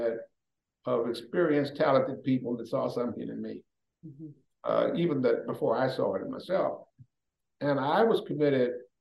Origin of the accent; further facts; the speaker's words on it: Chicago, Illinois, United States; moved away as an adult; also born or lived in Canton / Maryland / Tennessee / New Jersey; I grew up in Chicago